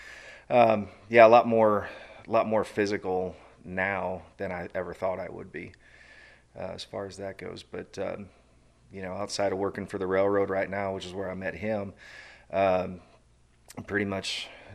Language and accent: English; Iowa, United States; I grew up in Iowa. I am a prototypical farm kid.